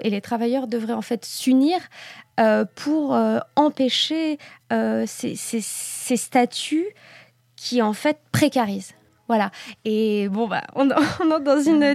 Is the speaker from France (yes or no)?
yes; France; moved away as an adult; now in Belgium; en tant que Française qui arrive en Belgique